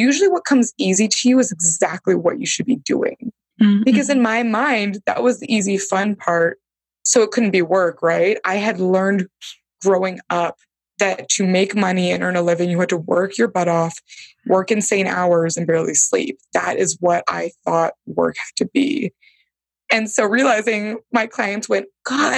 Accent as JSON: {"language": "English", "area": "Bay Area", "region": "California", "country": "United States", "said": "I'm from the Bay Area, Silicon Valley land. So I think there was like this Silicon Valley rooted in me"}